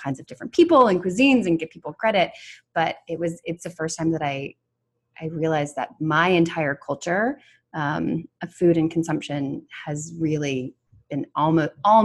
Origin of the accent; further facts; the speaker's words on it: the South, United States; I'm from the South